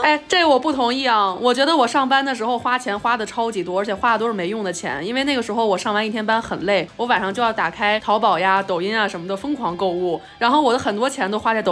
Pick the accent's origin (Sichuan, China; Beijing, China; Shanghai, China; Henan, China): Beijing, China; 我作为一个北京人